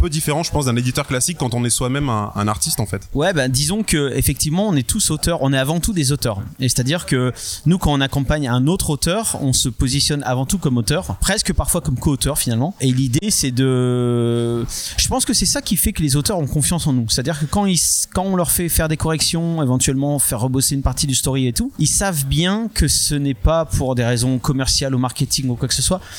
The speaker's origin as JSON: {"language": "French", "country": "France", "said": "ben nous, on n'est pas un produit d'importation américain, tu vois, on est, on est, on est français."}